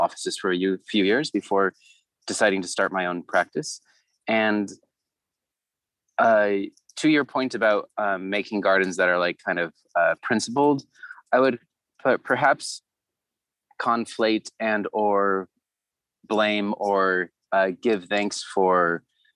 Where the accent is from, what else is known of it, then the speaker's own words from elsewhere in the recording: Orange County, Southern California, United States; also born or lived in Santa Barbara, California; now in Los Angeles, United States; I'm from Southern California, born and raised. grew up in the suburbs of Orange County